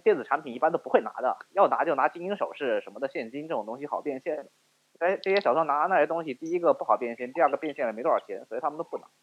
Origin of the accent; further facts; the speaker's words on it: China; now in United States; 因为我们亚裔的学生，我们中国人